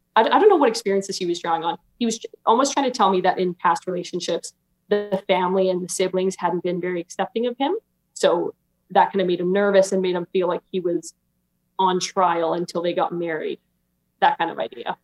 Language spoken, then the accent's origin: English; Alberta, Canada; I'm 23 and I'm from Alberta, Canada